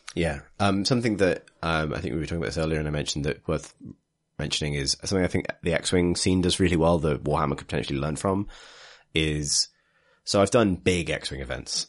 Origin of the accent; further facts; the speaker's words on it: Liverpool, North West England, United Kingdom; moved away; I'm from Liverpool